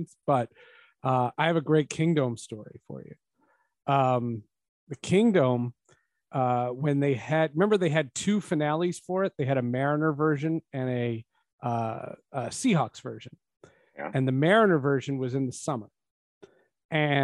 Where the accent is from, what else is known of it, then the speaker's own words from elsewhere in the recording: New Jersey, United States; moved away; also born or lived in Seattle; I was from New Jersey